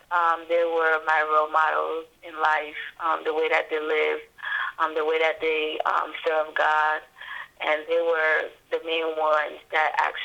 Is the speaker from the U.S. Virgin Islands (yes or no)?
yes; U.S. Virgin Islands; And I grew up in the Virgin Islands from kindergarten to 12th grade.